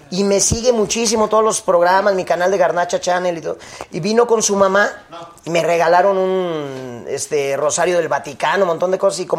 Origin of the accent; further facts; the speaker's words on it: Arizona, United States; born there; Yo también nací en Arizona